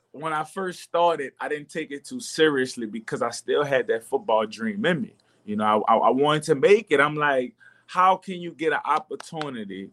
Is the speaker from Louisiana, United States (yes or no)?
yes; New Orleans, Louisiana, United States; I'm from New Orleans